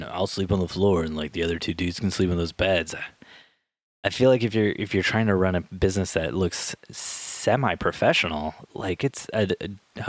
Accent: Midwest, United States; I'm from the Midwest, which is very conservative.

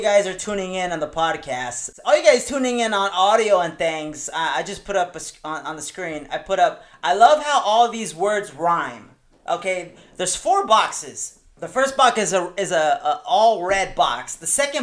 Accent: La Puente, California, United States; also born or lived in Victorville; I'm from La Puente, first from Victorville

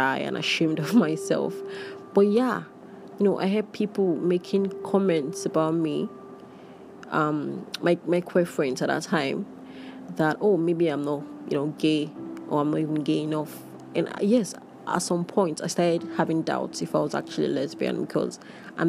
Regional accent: Nigeria; being queer and being Nigerian

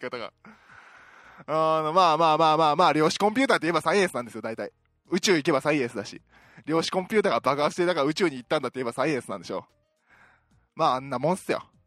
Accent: Osaka, Japan; 私大阪出身なんですけども

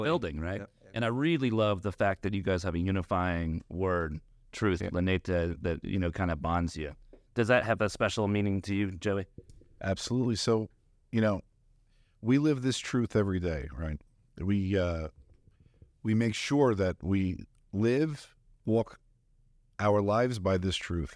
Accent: Dalton, Georgia, United States; also born or lived in Atlanta, Georgia; from Dalton, Georgia, from Northwest Georgia

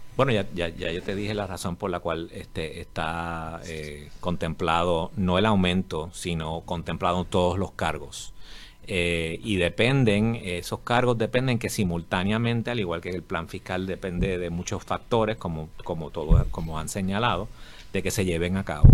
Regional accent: Puerto Rico; yo soy de Puerto Rico y soy hombre de negocios aquí

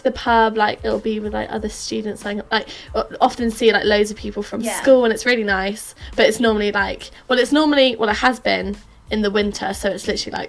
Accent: Farnham, South East England, United Kingdom; moved away; I'm from Farnham, which is, for anyone who doesn't know, it's like near Guildford's, out of London. Down south, I don't live that far away from now really, there's a lot of Land Rover mums in Farnham

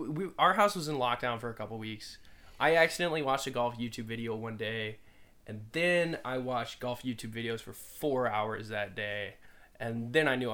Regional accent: Phoenix, Arizona, United States; moved away; I'm originally from Phoenix, Arizona

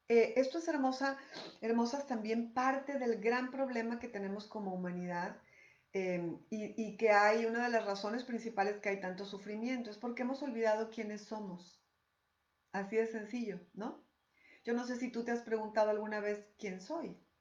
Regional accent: Mexico; soy mexicana

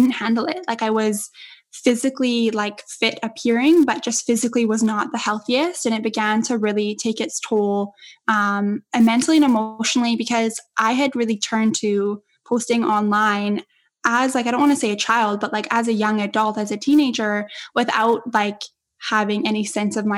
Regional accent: Edmonton, Alberta, Canada; moved away; my hometown in Edmonton

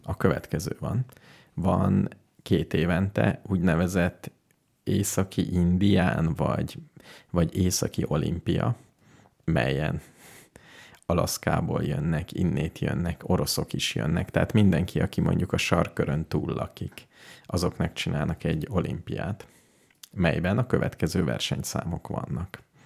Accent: Hungary; mint magyarok

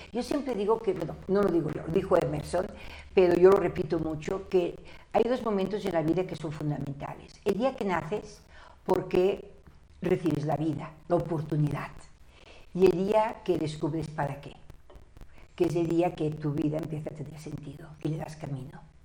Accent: Barcelona, Catalonia, Spain; yo nací en Barcelona

